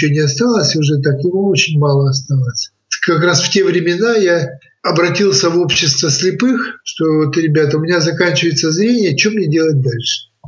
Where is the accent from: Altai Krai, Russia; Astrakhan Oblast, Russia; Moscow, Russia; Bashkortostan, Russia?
Altai Krai, Russia; Biysk; То есть я приехал из Бийска, и сразу меня взяли в библиотеку работать.